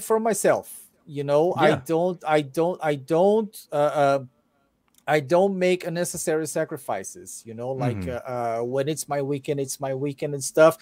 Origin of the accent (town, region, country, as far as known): Brazil; English is a second language